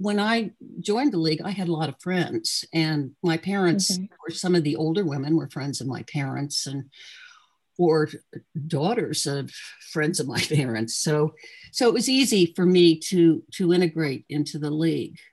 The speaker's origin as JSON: {"language": "English", "town": "Trenton", "region": "New Jersey", "country": "United States", "tie": "born or raised there", "also_born_or_lived": "Chicago, Illinois / Ewing, New Jersey", "said": "I was from Trenton, or at least I wasn't born in Trenton"}